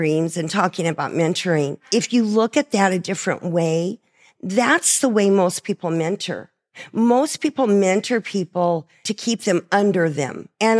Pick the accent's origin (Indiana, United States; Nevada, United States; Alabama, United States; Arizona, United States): Arizona, United States; Coolidge; I don't know what that is, because, you know, I'm from Coolidge.